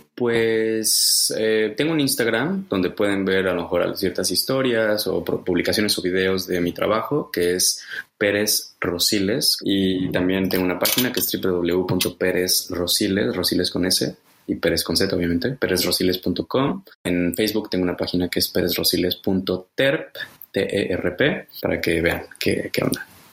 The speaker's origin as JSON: {"language": "Spanish", "country": "Mexico", "tie": "born or raised there", "moved": "as an adult", "lives_now": "Germany", "said": "yo soy mexicano, nací en México"}